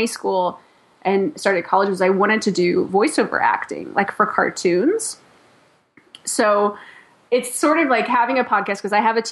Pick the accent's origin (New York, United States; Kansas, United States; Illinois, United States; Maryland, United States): Illinois, United States; Chicago; I'm from Chicago